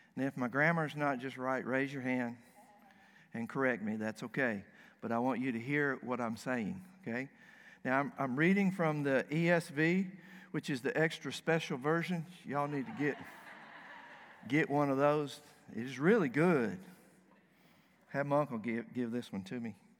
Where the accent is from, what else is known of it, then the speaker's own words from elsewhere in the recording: the South, United States; moved away as an adult; now in Dearborn, United States; I am from the South.